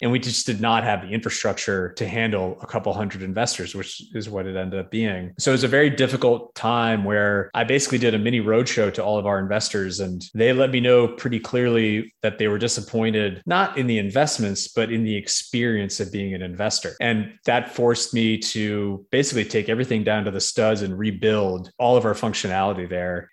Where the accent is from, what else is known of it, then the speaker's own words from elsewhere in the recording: New York, United States; moved away as an adult; also born or lived in Connecticut / Boston; now in Nashville, United States; I'm from New York originally.